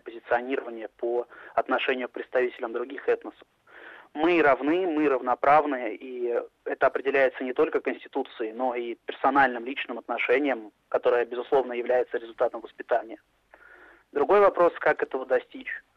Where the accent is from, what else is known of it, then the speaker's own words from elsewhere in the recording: Moscow, Russia; я россиянин, при этом я русский, я москвич, но мои предки поморы